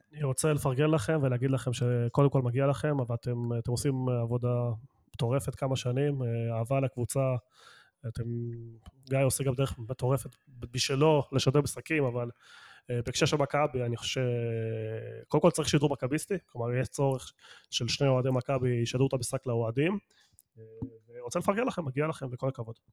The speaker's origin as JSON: {"language": "Hebrew", "country": "Argentina", "moved": "yes", "lives_now": "Israel", "said": "אני ארגנטינאי"}